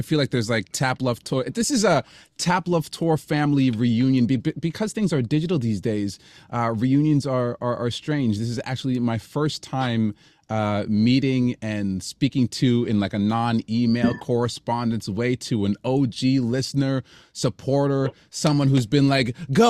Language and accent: English; Canada; I'm Canadian, so I'm going to, I'm not going to apologize, but I'm going to lean into the thank yous again.